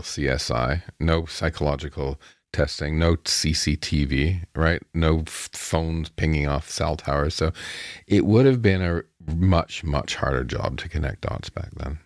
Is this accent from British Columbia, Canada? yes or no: no; town halfway between Chatham and London, Ontario, Canada; my hometown with the population of seven thousand back then, mm-hmm. you know, and this is halfway between Chatham and London